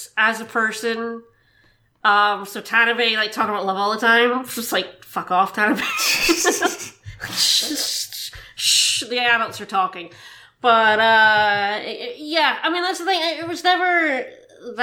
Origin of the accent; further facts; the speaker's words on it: United Kingdom; Being British